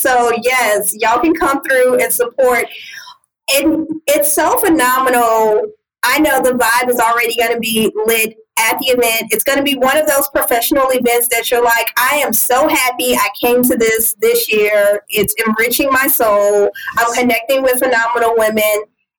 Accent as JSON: {"language": "English", "region": "Louisiana", "country": "United States", "said": "y'all know I'm from Louisiana"}